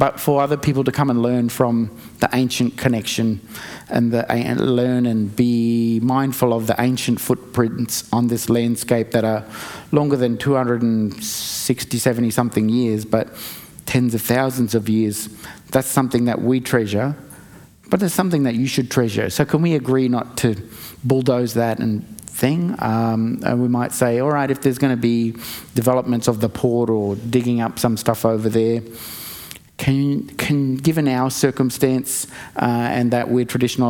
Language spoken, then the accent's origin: English; Bundaberg, Queensland, Australia; my hometown is Bundaberg.